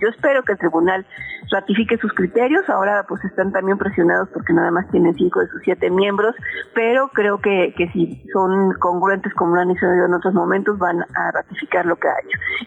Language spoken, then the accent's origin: Spanish; Puebla, Mexico; soy poblana